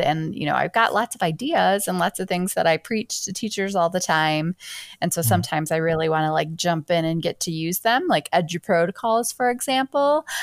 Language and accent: English; Michigan, United States; also born or lived in Seattle; I was born in Michigan, and spent my whole most of my life here